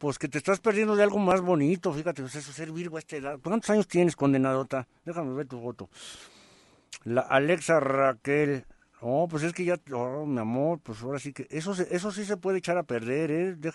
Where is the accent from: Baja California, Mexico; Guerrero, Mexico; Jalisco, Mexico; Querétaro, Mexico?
Baja California, Mexico; Tijuana; now in Sacramento, United States; Yo soy de Tijuana, Baja California y radico en Salimar, en Sacramento.